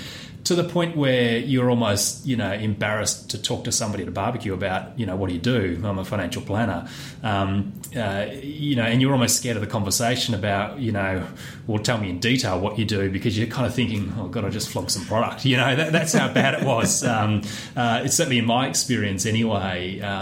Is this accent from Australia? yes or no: yes; Perth, Western Australia, Australia; No, I was coming from Perth, although I was born